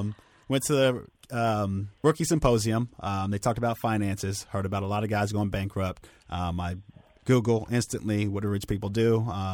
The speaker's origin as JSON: {"language": "English", "town": "Norman", "region": "Oklahoma", "country": "United States", "tie": "born or raised there"}